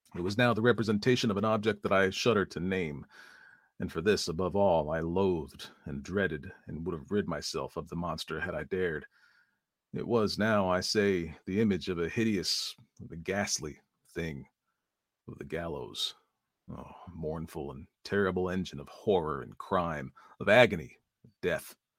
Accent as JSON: {"language": "English", "region": "East Coast", "country": "United States", "said": "I say aunts because I am from the East Coast."}